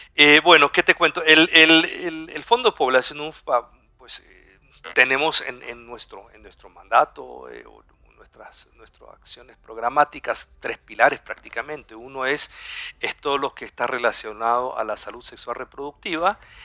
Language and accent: Spanish; Guayaquil, Guayas, Ecuador; first language German; moved away as an adult; also born or lived in southern Chile / Germany / Heidelberg; yo soy del sur de Chile, soy chileno de habla alemana, del sur como somos algunos ahí en el sur, y, pero tuve la suerte de crecer aquí en Ecuador